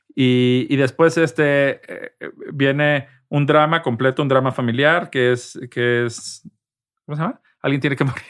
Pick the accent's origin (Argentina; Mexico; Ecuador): Mexico; Guadalajara, Jalisco; moved away as an adult; also born or lived in Mexico City / Madrid, Spain; now in Spain; yo soy de Guadalajara, yo en la Ciudad de México soy un foráneo